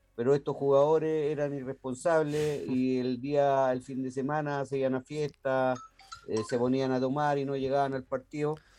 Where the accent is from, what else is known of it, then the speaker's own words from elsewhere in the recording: Santiago, Santiago Metropolitan Region, Chile; a los 14 años yo dirigía el Italia en eh, los campeonatos de Estación Central eh, de barrio de baby fútbol